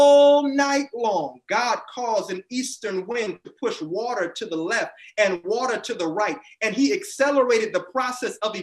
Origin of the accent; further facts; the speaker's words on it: Tampa, Florida, United States; I grew up in Tampa, Florida.